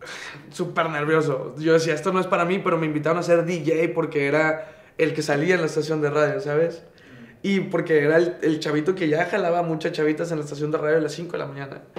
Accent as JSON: {"language": "Spanish", "town": "Monterrey", "region": "Nuevo León", "country": "Mexico", "tie": "born or raised there", "said": "Soy, soy regio, 100%, de Monterrey, Nuevo León. Nací en La Conchita, como la mitad de la ciudad."}